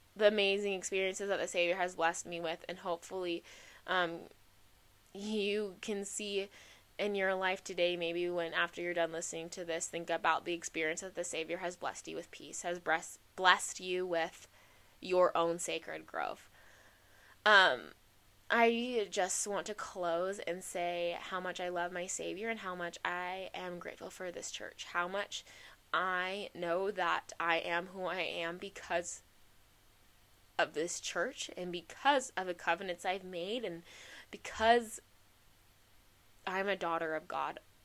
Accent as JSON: {"language": "English", "region": "Arizona", "country": "United States", "said": "I'm from Arizona"}